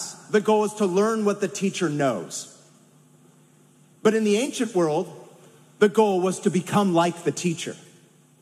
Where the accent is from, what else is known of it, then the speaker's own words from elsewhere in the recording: San Francisco Bay Area, California, United States; moved away; growing up in the San Francisco Bay Area